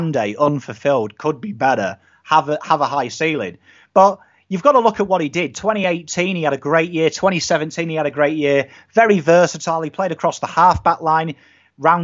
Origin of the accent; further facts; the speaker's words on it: England, United Kingdom; being English